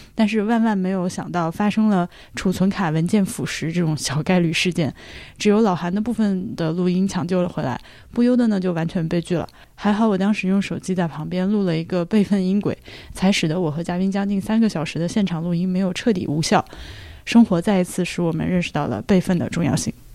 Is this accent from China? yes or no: yes; Laohekou, Hubei, China; 我的家乡老河口